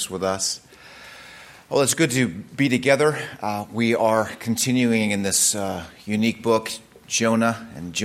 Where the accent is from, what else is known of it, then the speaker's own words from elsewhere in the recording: United States; I'm an American